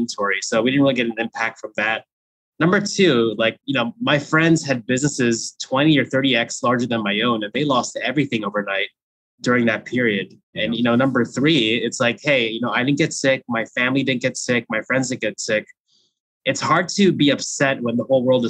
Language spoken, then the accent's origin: English; New Jersey, United States; also born or lived in Philippines; I was born in the Philippines and I was raised in the exotic land of New Jersey, specifically when I was 2 years old